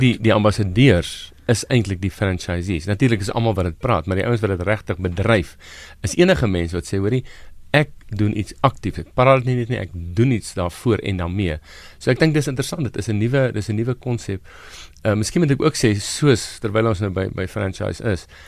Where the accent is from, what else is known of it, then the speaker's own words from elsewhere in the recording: South Africa; Ek is 'n Suid-Afrikaner want ek is stadkundig deel van hierdie land